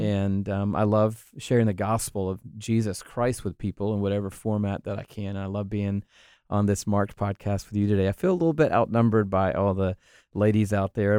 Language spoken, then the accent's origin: English; Atlanta, Georgia, United States; also born or lived in Texas; I grew up in Atlanta, Georgia